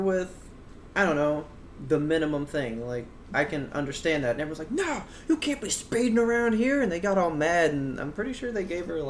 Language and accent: English; Texas, United States; How come we're from Texas?